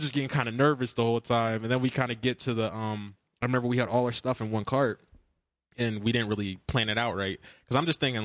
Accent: United States; growing up in America

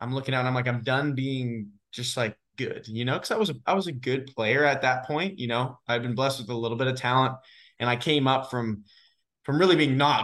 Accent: Kelowna, British Columbia, Canada; now in United States; I'm originally from Kelowna, British Columbia, Canada.

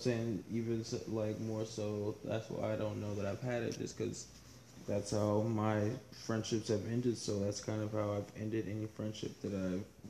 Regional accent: United States; moved away; There's a lot of people I grew up with in Washington

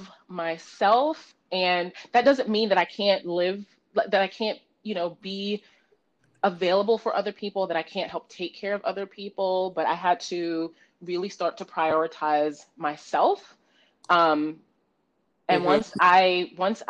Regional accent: New York City, New York, United States; I am born and raised in the Bronx, New York. Proud New Yorker, proud girl from the Bronx.

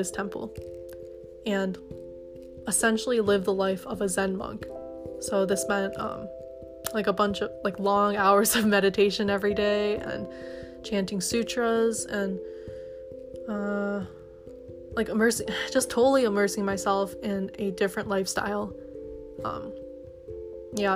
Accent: Detroit, Michigan, United States; also born or lived in Kalamazoo, Michigan; I'm originally from the Metro Detroit area

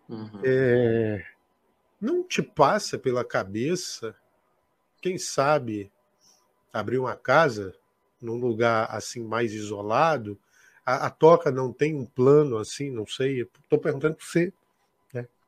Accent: Rio Branco, Acre, Brazil; Eu sou de Rio Branco, da capital.

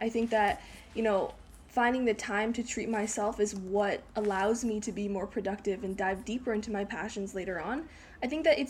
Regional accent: Canada; born there; I was born in Canada. I'm 16 years old

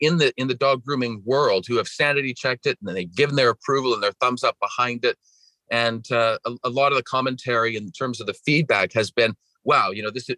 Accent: British Columbia, Canada; accent: Canadian; My accent is from Canada. I grew up in Western Canada and British Columbia.

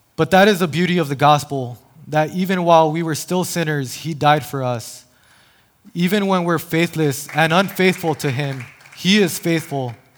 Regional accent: El Paso, Texas, United States; now in San Diego, United States; born and raised in El Paso, Texas

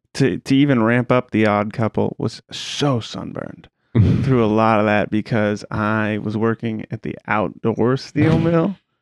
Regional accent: Ohio, United States; I grew up in Eastern Ohio, as we covered. It led me over to Pittsburgh. I went to high school with old Andy.

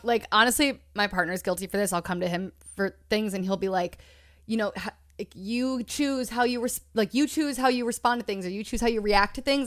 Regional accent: Long Island, New York, United States; moved away; I'm from Long Island

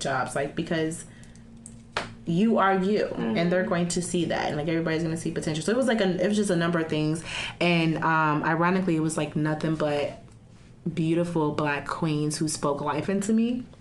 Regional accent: Chicago, Illinois, United States; I'm from Chicago

